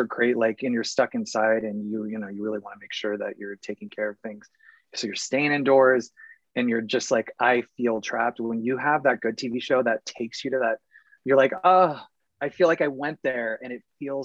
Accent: Phoenix, Arizona, United States; moved away; I'm from Phoenix, Arizona originally.

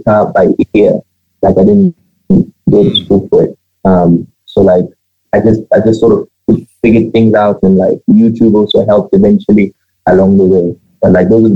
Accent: Botswana; I am originally from Zim. My parents, they left Zim in 1990, and they relocated to the site, and I was born here

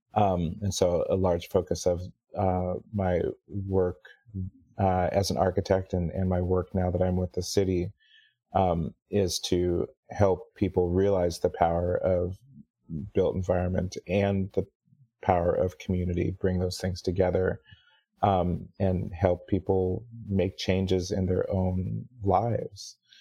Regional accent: Kirkland, Washington, United States; also born or lived in Seattle, United States; growing up in Kirkland

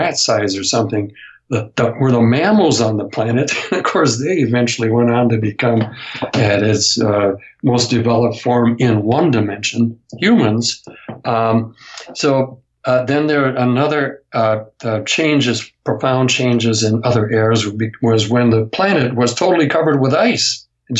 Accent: United States; in my home state, in the area that I grew up

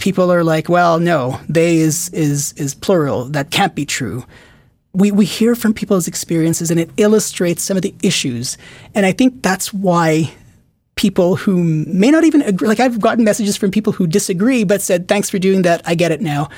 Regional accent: Philippines; moved away; also born or lived in Qatar / Richmond / Toronto; I grew up in, I was born in the Philippines. I lived in Qatar for, for five and a half, I think, or six years

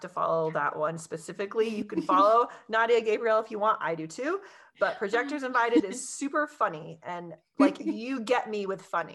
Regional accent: Colorado, United States; I'm from Colorado

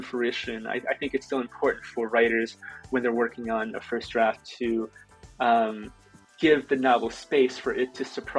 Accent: Fengyang, Shaanxi, China; born there; The province that I was born in China, Shaanxi, and Fengyang is a relatively small city in that province.

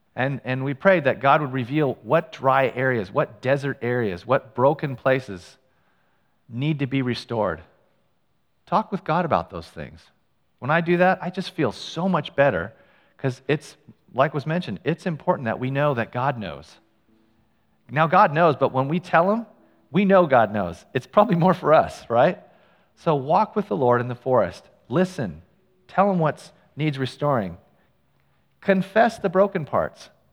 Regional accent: Ukiah, California, United States; I grew up in Ukiah. It's a town a couple hours north of San Francisco

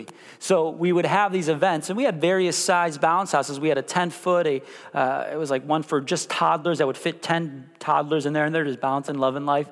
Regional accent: Chicago, Illinois, United States; moved away as an adult; also born or lived in Missouri; now in Kansas, United States; I was born and raised in Chicago

